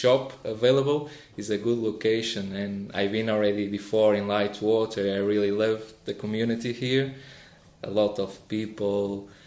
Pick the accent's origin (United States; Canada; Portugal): Portugal; also born or lived in Sunninghill, Ascot; now in United Kingdom; I'm from Portugal